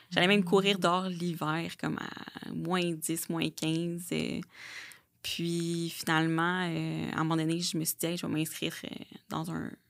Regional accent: Blainville, Quebec, Canada; J'ai 29 ans. Je viens de Blainville, mhm. I guess. J'ai grandi là-bas.

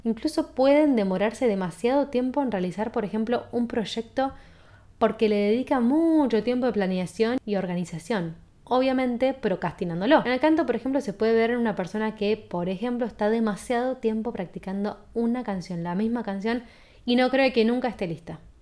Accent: Argentina; soy de Argentina

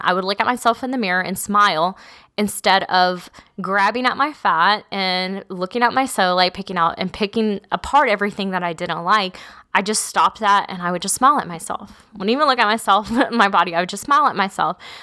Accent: South Texas, United States; I grew up in South Texas

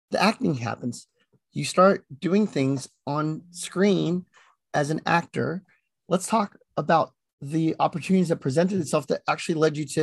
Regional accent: Philippines; Well, I'm Filipino, so what do you

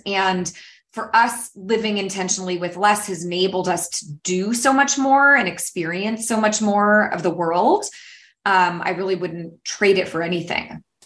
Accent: San Francisco Bay Area, California, United States; I am from the San Francisco Bay Area, um, based in California.

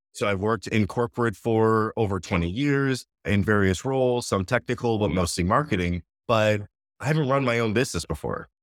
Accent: Connecticut, United States; born and raised in Connecticut

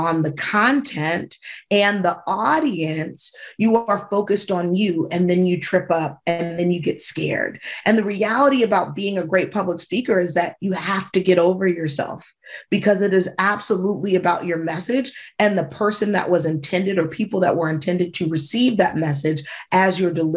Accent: Michigan, United States; moved away; also born or lived in Georgia / New York City; I grew up in Michigan

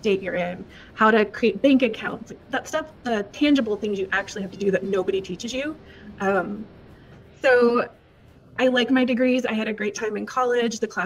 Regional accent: Victoria, Texas, United States; moved away as an adult; also born or lived in Connecticut / Minnesota; I was born and raised in South Texas, down in Victoria, about 3 hours south from College Station, where I currently am now

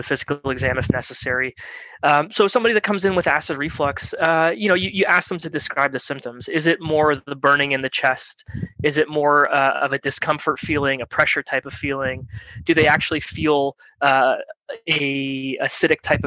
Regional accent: Clarks Summit, Pennsylvania, United States; moved away as an adult; also born or lived in Philadelphia, Pennsylvania / New Jersey; now in Southern California, United States; I'm from Clark Summit, Pennsylvania, which is near Scranton

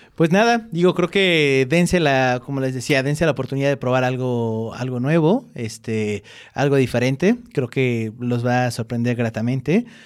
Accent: Mexico; nosotros como mexicanos

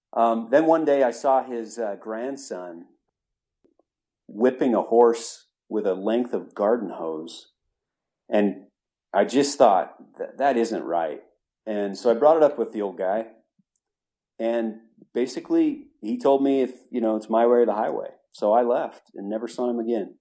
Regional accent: Utah, United States; moved away as an adult; born and raised in Utah, but this has been many, many years, uh, between then and my moving back recently

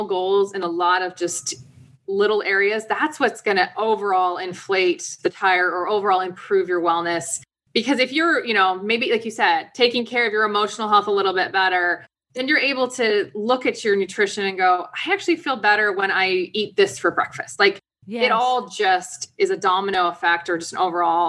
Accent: DC area, Virginia, United States; I grew up in Virginia, DC area.

